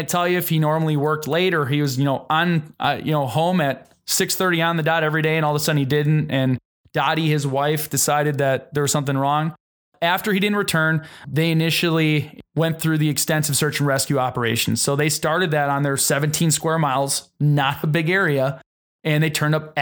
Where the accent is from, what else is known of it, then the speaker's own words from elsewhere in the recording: Wisconsin, United States; We're from Wisconsin